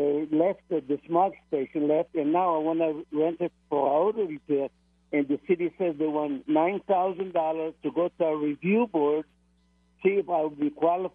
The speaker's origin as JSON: {"language": "English", "country": "Israel", "moved": "yes", "said": "I'm from Israel."}